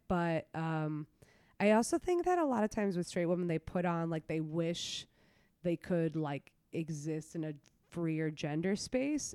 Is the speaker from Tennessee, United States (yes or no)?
no; New York City, New York, United States; also born or lived in Brooklyn; I'm from Queens, uh, born and raised.